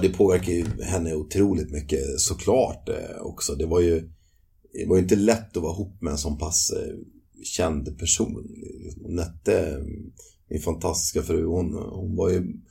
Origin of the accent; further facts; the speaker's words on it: Nykvarn, Stockholm County, Sweden; moved away as an adult; also born or lived in London, United Kingdom; i byn där jag växte upp, som heter Nykvarn